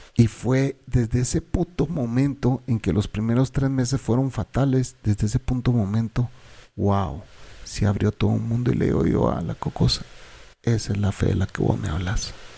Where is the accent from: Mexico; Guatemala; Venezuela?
Guatemala; also born or lived in El Salvador; yo soy guatemalteco